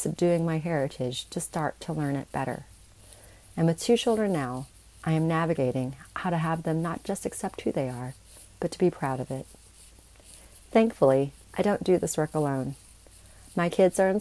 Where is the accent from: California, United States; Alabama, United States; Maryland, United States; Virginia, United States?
Alabama, United States; also born or lived in Saigon, Vietnam; where and when I was growing up in Alabama